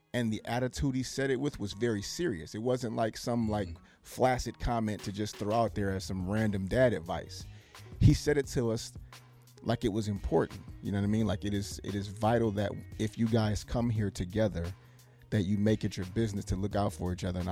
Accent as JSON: {"language": "English", "town": "Detroit", "region": "Michigan", "country": "United States", "said": "We're from Detroit, Michigan, and Portsmouth"}